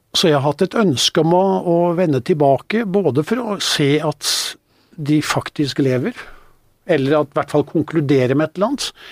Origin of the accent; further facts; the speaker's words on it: Norway; also born or lived in northern Spain; her hjemme i Norge